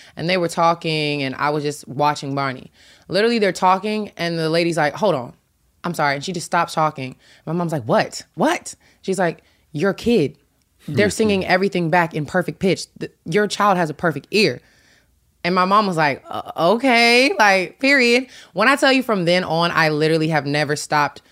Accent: Tennessee, United States; I'm from Tennessee

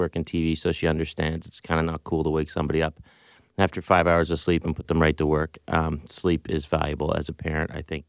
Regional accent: Pictou, Nova Scotia, Canada; Can I say ditto to the first answer? Pretty much the same as what Frank said. I'm 70s/80s. So, my dad was the local doctor

